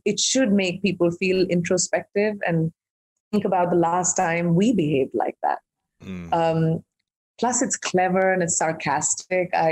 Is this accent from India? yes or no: yes; India; I'm an Indian who's grown up in India